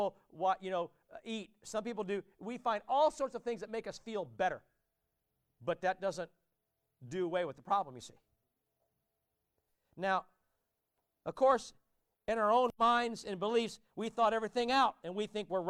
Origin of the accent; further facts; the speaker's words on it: Warsaw, Indiana, United States; where I grew up in Warsaw, Indiana